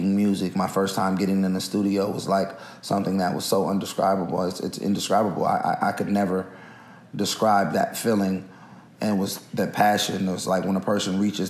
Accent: Oakland, California, United States; it's different growing up here. It's Oakland has its own uniqueness about it

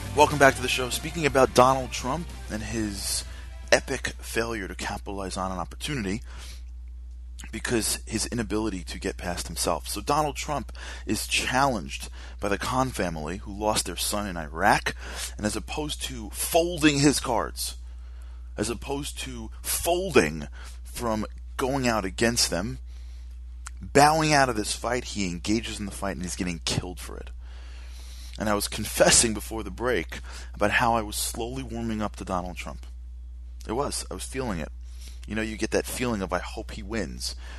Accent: New York City, New York, United States; Rudy Giuliani, who I loved as our mayor, being from being as a New Yorker

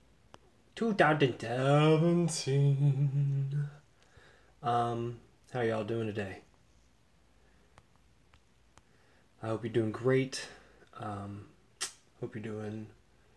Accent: Sarasota, Florida, United States; I grew up in Sarasota, Florida in the 80s

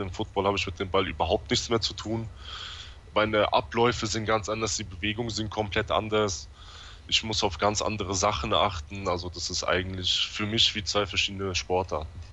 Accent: Offenbach am Main, Hesse, Germany; aus dem Rhein-Main-Gebiet in Offenbach

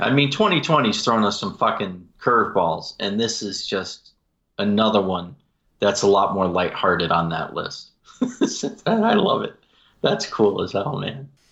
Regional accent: Utah, United States; in my home state of Utah here

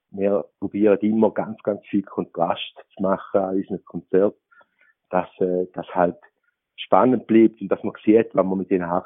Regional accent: Appenzell, Switzerland; Also, meine Angelege ist eine Appenzellertracht, als Appenzeller. Ich bin wirklich ein Appenzeller. Vorne ab und hinten ab.

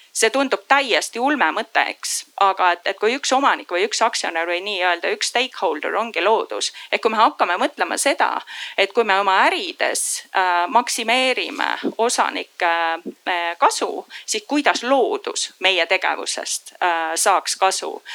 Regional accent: Põlva, Põlva County, Estonia; also born or lived in Singapore; now in Tallinn, Estonia; ma ise olen pärit Põlvast

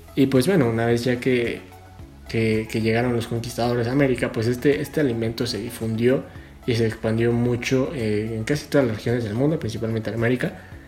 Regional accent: Mexico

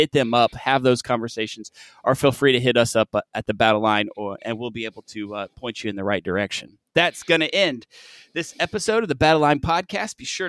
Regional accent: Michigan, United States; I grew up in Michigan too

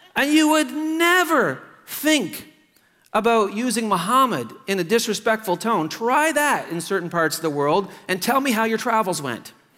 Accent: Truro, Nova Scotia, Canada; Truro, Nova Scotia, my hometown

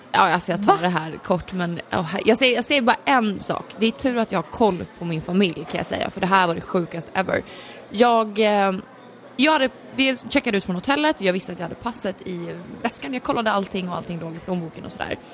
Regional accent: Gävle, Gävleborg County, Sweden; jag är ju från Gävle

